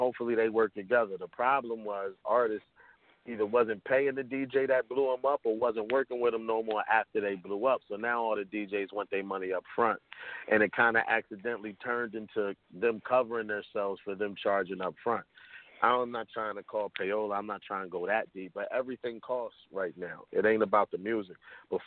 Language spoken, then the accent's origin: English; Camden, New Jersey, United States; now in Carteret, United States; Born in Camden, moved up north, but I'm in Carteret right now